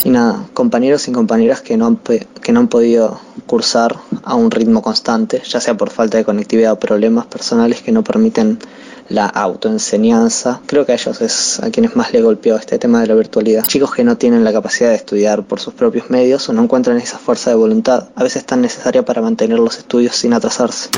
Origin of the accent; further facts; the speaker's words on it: Argentina; como argentinos